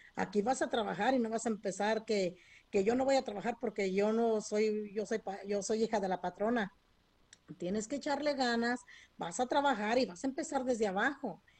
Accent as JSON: {"language": "Spanish", "region": "Michoacán", "country": "Mexico", "tie": "born or raised there", "moved": "yes", "lives_now": "California, United States", "said": "Incluso vinimos desde Michoacán, que es desde México, que crecimos entre la fresa y, empecé a cortar fresa desde los ocho años"}